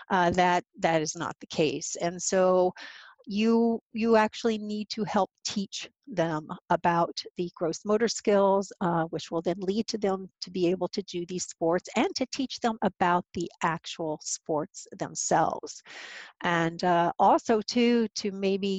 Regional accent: Louisville, Kentucky, United States; moved away as an adult; also born or lived in Boston / Chicago / Vermont / Rhode Island; I am originally from Louisville, the home of APH

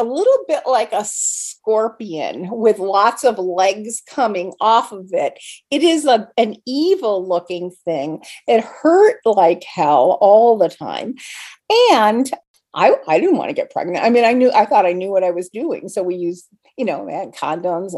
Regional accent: Rochester, New York, United States; also born or lived in central Vermont; now in Vermont, United States; I am originally from Rochester, New York, and I now live in central Vermont

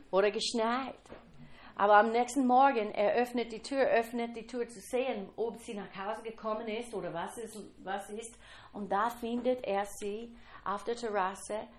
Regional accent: Kentucky, United States; German is a second language; ich komme aus Kentucky, ein bisschen temperamentvoll.

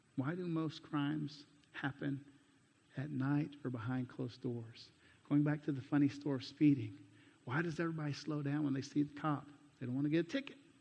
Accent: United States; moved away; also born or lived in Mexico; my home country

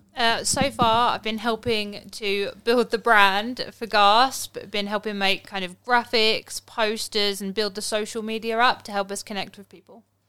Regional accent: London, United Kingdom; moved away as an adult; also born or lived in Stoke-on-Trent / Gloucestershire; I grew up in Southeast London.

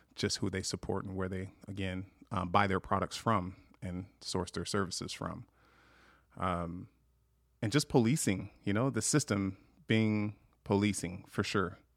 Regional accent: Long Beach, California, United States; moved away as an adult; now in Montana, United States; I grew up in Long Beach, California

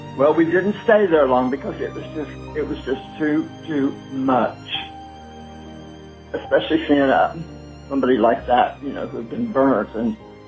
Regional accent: Ohio, United States; moved away as an adult; We're green. We're right off the truck. You know, we're from Ohio.

